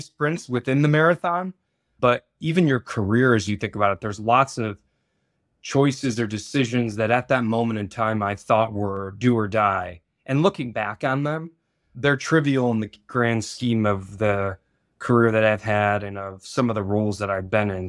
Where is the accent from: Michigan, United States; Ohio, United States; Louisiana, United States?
Michigan, United States; I was born and raised in Michigan as well